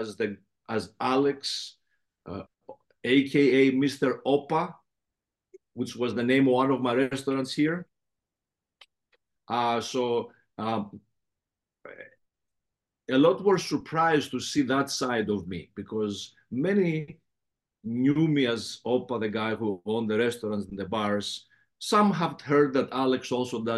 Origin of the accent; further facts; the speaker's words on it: Athens, Attica, Greece; accent: heavy Greek accent; English is a second language; also born or lived in Patras, Greece / Los Angeles, United States; now in New York, United States; I'm a Peloponnesian, but Athens is where I grew up.